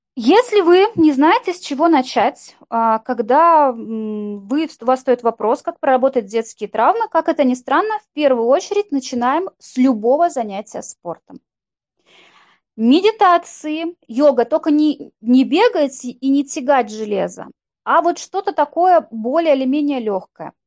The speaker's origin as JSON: {"language": "Russian", "region": "Saint Petersburg", "country": "Russia", "said": "мы с Викой из Санкт-Петербурга"}